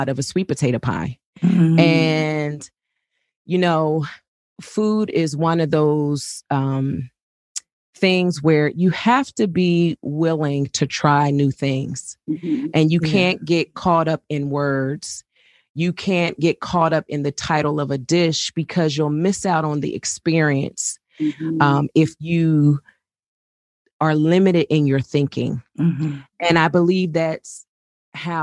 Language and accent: English; Trenton, New Jersey, United States; I grew up in Trenton, New Jersey.